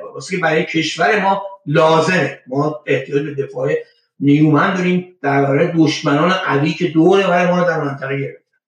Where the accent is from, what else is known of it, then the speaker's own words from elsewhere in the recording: Iran; moved away as an adult; من در ایران به دنیا بودم در ایران بزرگ شدم